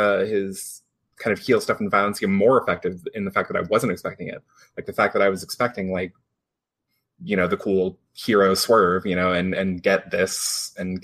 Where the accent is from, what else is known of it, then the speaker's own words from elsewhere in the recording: Seattle, Washington, United States; I'm from Seattle.